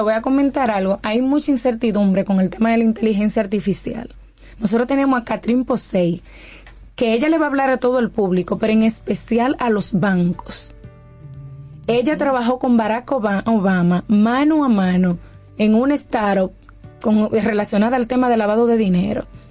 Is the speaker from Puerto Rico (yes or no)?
no; Dominican Republic; moved away as an adult; cuando me fui de República Dominicana